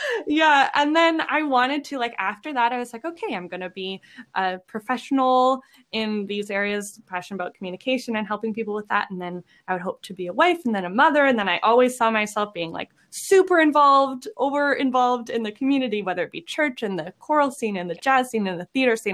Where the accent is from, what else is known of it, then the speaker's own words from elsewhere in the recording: Lethbridge, Alberta, Canada; now in Edmonton, Canada; I am originally from Lethbridge